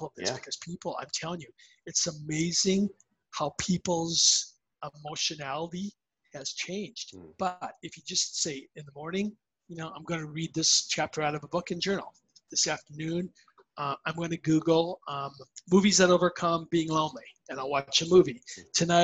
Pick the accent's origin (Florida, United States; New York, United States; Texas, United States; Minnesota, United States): Minnesota, United States; I grew up playing hockey in Minnesota.